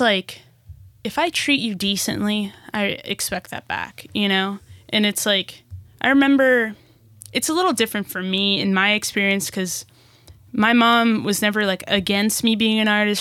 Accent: Newark, New Jersey, United States; also born or lived in Brazil; now in Los Angeles, United States; move us back to New Jersey, back to Newark, New Jersey

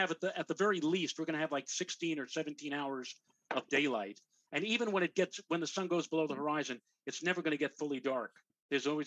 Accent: New York City, New York, United States; I grew up in the Bronx with a friend of mine, Glenn Schneider

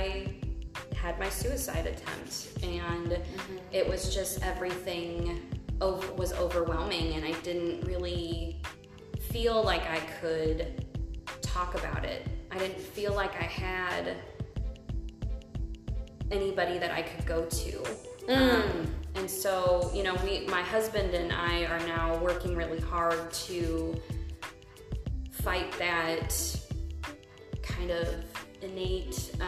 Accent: Midwest, United States; now in Omaha, United States; Living and growing up in the Midwest

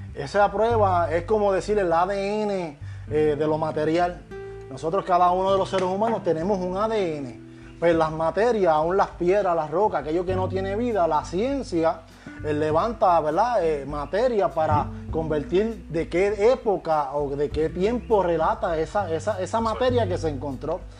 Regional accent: Puerto Rico; soy, puertorriqueño aunque haya nacido en la luna.

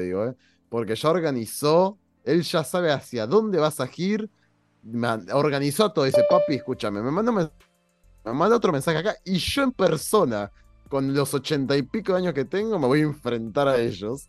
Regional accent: Argentina; en mi país

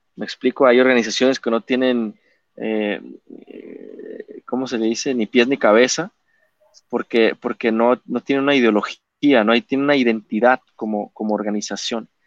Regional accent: Mexico

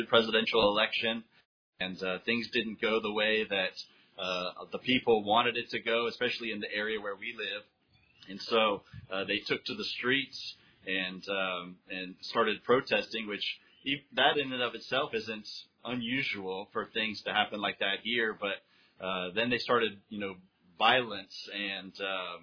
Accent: United States; moved away as an adult; now in Honduras; As an American citizen living abroad

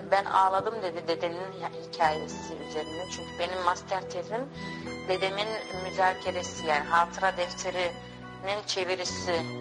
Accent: Hengelo, Overijssel, Netherlands; born there; now in Amsterdam, Netherlands; Ee, ben Hengelo'da doğdum. Ee, sonra Amsterdam'a yerleştim.

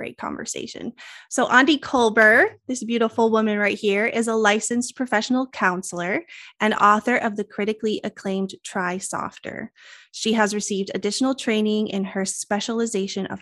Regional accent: Colorado, United States; now in Spokane, United States; I'm also a Colorado girl. I was born and raised in Colorado. I live in Spokane, Washington now.

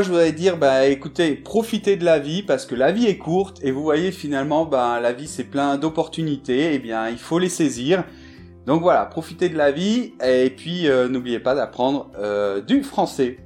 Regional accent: Bordeaux, Nouvelle-Aquitaine, France; moved away as an adult; also born or lived in Madrid; je suis né en France, je suis de Bordeaux à la base

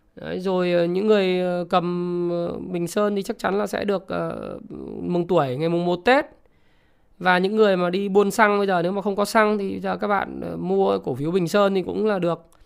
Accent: Vietnam; mình là người Việt Nam

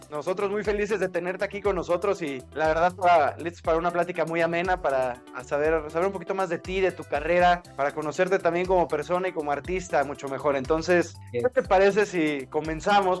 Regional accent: Mexico; nosotros los mexicanos

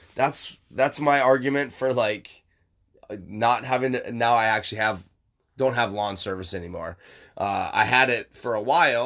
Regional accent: Michigan, United States; moved away; Michigan, my hometown

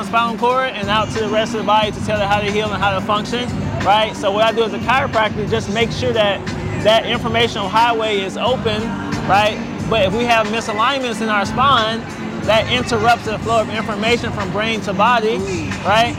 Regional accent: Mississippi, United States; moved away; I'm originally from Mississippi

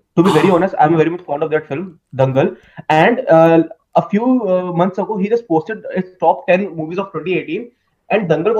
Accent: India; Actually, I'm from India.

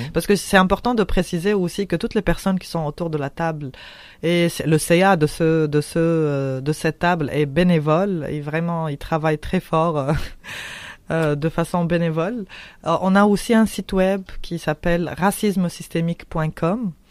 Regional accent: Tunisia; now in Quebec, Canada; je suis tunisienne et mhm. euh, je viens de la révolution tunisienne

